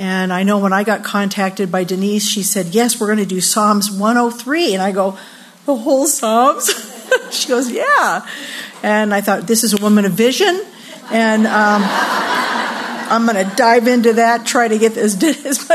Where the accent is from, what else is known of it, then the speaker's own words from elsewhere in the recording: Downey, California, United States; my husband and I grew up in Downey, and we went to the same schools